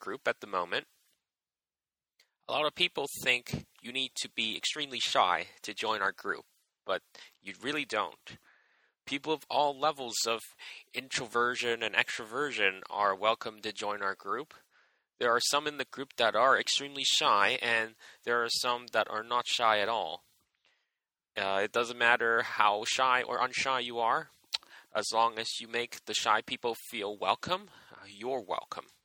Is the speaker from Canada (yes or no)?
yes; Edmonton, Alberta, Canada; now in Vancouver, Canada; I grew up in Edmonton and moved around a bit before moving to Vancouver in 2007